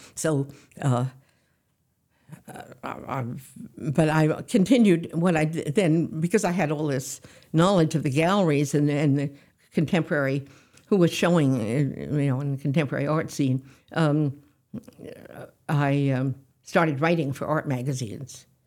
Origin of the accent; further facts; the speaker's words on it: New York City, New York, United States; also born or lived in Yarmouth, Maine; I was born in New York